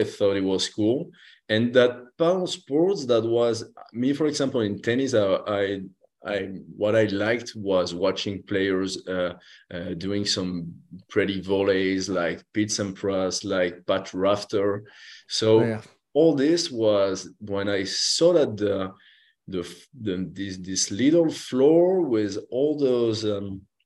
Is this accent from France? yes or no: yes; Saint-Jean-Pied-de-Port, Nouvelle-Aquitaine, France; I'm from the Basque country, from the French part, from a little village called Saint-Jean-Pied-de-Port, which is in the Pyrenees. I grew up there.